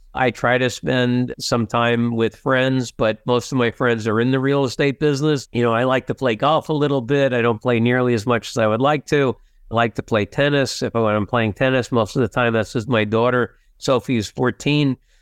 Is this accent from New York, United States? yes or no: no; New Jersey, United States; I'm a kid from Jersey, I'm in, in the big city